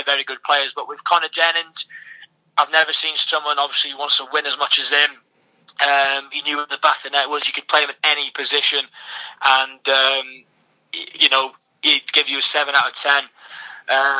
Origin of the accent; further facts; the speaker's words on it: Wales, United Kingdom; I'm Welsh